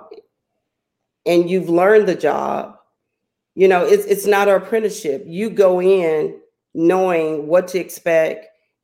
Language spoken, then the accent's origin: English; Beaumont, Texas, United States; being a native from Beaumont, I chose to raise my family here